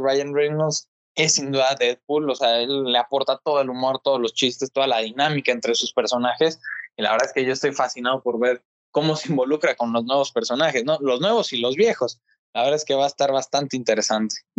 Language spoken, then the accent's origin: Spanish; Mexico; como mexicanos pues tengamos una representación